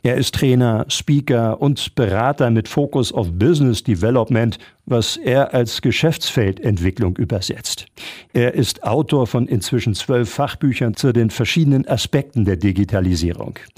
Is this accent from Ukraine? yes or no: no; Fischbeck, Lower Saxony, Germany; hier bei mir in meinem Heimatort Fischbeck